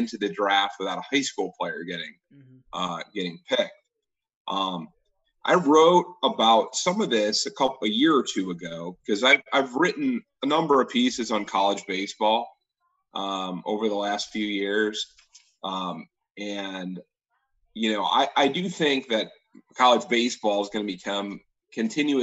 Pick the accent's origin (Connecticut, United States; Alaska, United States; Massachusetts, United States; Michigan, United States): Michigan, United States; Detroit; I grew up in Detroit